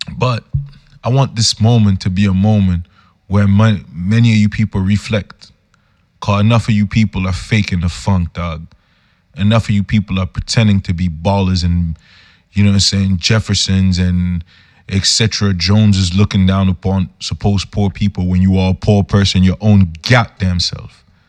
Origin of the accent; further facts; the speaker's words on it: Yaoundé, Centre, Cameroon; I'm a youth from Yaoundé, Cameroon